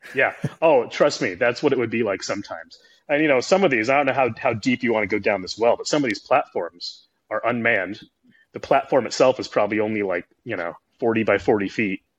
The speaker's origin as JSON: {"language": "English", "region": "Oregon", "country": "United States", "tie": "born or raised there", "also_born_or_lived": "McMinnville / Las Vegas", "moved": "yes", "said": "I grew up in Oregon. I grew up fishing"}